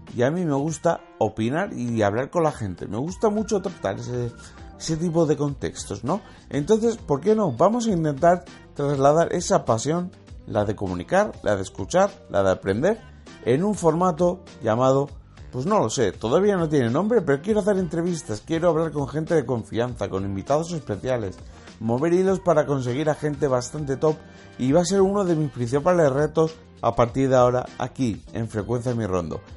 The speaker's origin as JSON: {"language": "Spanish", "region": "Valencian Community", "country": "Spain", "said": "como soy valenciano, simpatizo con el Valencia"}